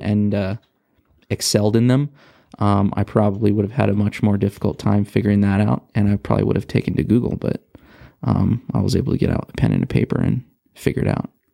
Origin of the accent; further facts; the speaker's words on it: Rialto, California, United States; also born or lived in Rancho Cucamonga, California; I grew up in Southern California, um, from Rialto